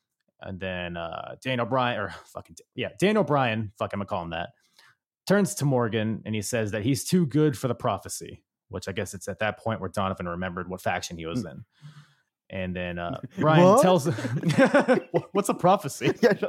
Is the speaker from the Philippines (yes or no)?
yes; Philippines; Couldn't think of I'm a Filipino and I couldn't think of any breakdancing.